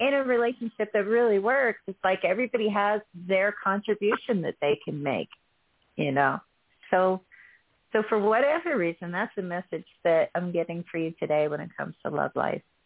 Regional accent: Texas, United States; fellow Texan

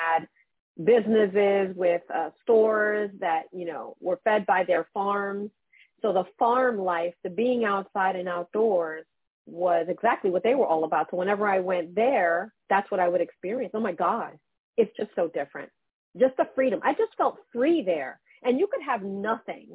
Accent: New York City, New York, United States; now in New Jersey, United States; I'm born and raised in Brooklyn

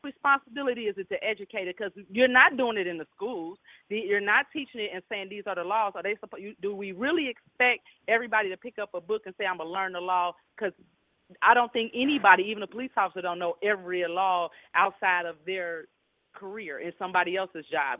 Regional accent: Cincinnati, Ohio, United States; born or raised there

